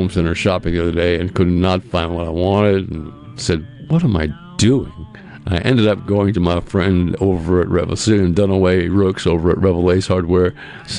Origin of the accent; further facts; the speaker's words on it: Massachusetts, United States; moved away as an adult; now in Mississippi, United States; I was growing up in Massachusetts